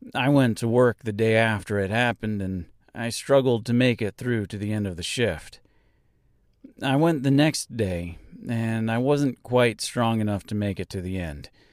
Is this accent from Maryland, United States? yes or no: no; Nebraska, United States; my hometown here in Nebraska